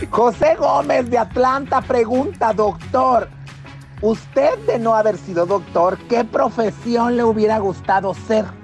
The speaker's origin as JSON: {"language": "Spanish", "country": "Panama", "lives_now": "Washington, D.C., United States", "said": "estoy hablando desde Washington, D.C., pero mi país de origen es Panamá."}